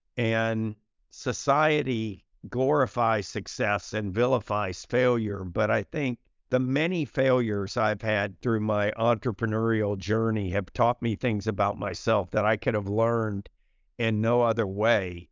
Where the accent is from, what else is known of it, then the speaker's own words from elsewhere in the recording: United States; I had a fantastic childhood growing up in America in the sixties and the seventies